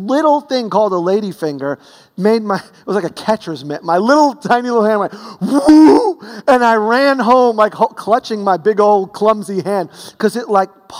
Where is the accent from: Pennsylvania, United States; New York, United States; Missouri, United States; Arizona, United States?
New York, United States; New York City; growing up in Brooklyn